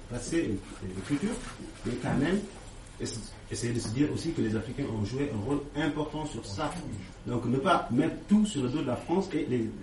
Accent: Senegal; Moi, je suis sénégalais

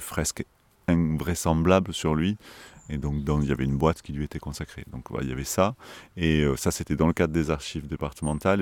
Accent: Marseille, Provence-Alpes-Côte d'Azur, France; en tant que Marseillais, j'ai toujours euh, senti que j'étais Marseillais

